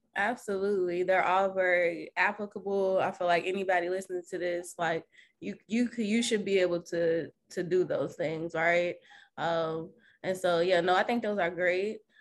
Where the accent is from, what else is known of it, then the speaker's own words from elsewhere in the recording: Kentucky, United States; now in Los Angeles, United States; I'm from Kentucky